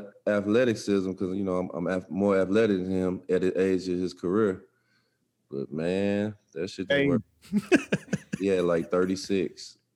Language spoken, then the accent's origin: English; East St. Louis, Illinois, United States; I'm not from St. Louis. I'm from East St. Louis